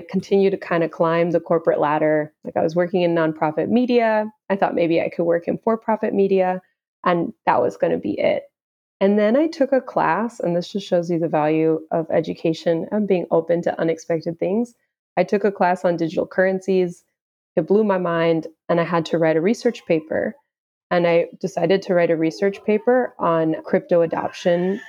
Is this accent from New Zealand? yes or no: no; Houston, Texas, United States; I am originally from Houston, Texas